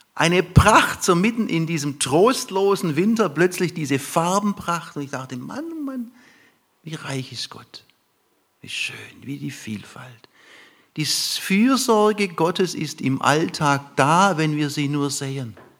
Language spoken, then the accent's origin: German; lower Neckar valley near Heidelberg, Baden-Württemberg, Germany; Wir fuhren ins untere Neckartal Richtung Heidelberg zu. Ich komme aus der Gegend.